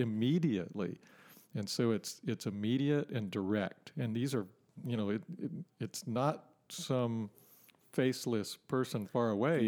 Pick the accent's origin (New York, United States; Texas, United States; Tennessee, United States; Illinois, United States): Texas, United States; Port Neches; also born or lived in California; I grew up in Port Neches and spent a bunch of time on the river